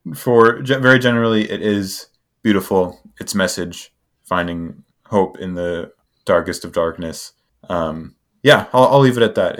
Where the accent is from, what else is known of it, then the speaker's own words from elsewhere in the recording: United States; I'm American